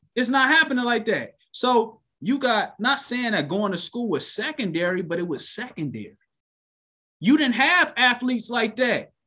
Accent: Cleveland, Ohio, United States; I'm from Cleveland.

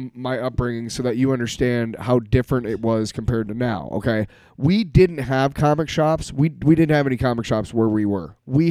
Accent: Bismarck, North Dakota, United States; I grew up in North Dakota

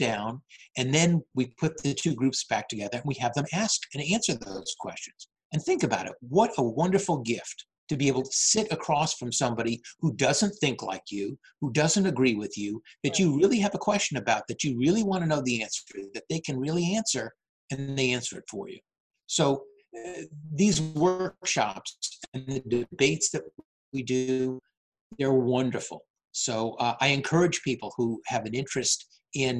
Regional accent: Natick, Massachusetts, United States; moved away as an adult; also born or lived in Charleston, South Carolina; now in Framingham, United States; I'm originally from Natick, and I moved back here.

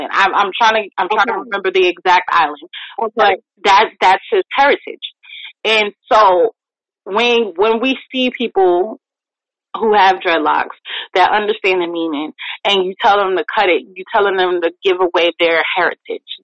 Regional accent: New York, United States; born or raised there; also born or lived in Jamaica

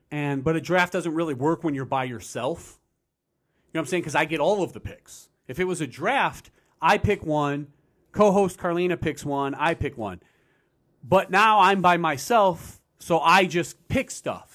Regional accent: United States; I'm an American

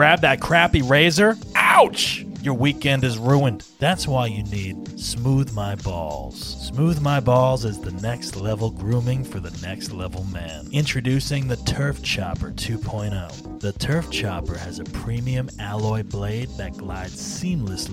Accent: New Jersey, United States; I'm from Jersey

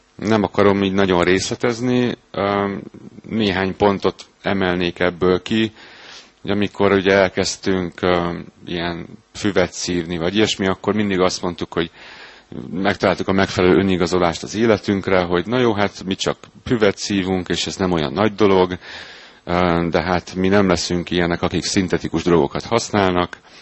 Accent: Hungary; Az uglóban nőttem fel egy lakótelepen

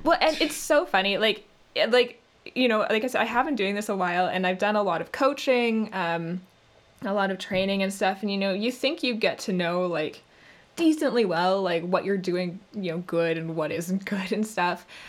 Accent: Canada; accent: Canadian; being a Canadian voice actor

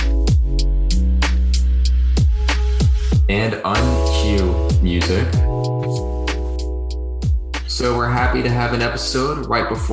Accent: the South, United States; We grew up in the South

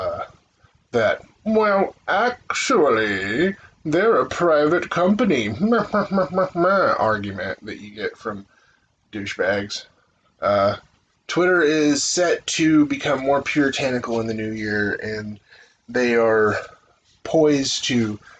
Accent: United States; I'm an American

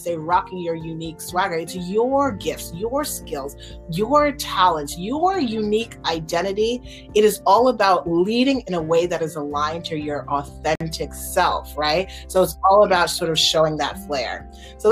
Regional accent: Nigeria; as a Nigerian

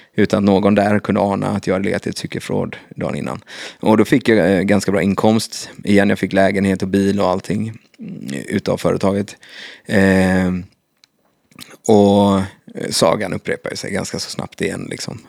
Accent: Kungälv, Västra Götaland, Sweden; i Kungälv, där jag kommer ifrån

